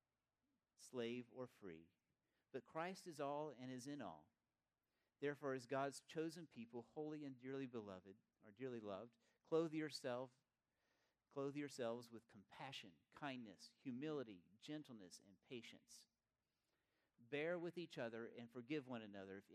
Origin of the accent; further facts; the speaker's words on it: East Tennessee, United States; I grew up in East Tennessee